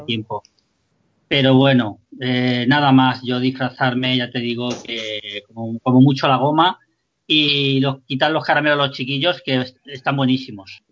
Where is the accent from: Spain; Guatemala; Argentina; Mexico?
Spain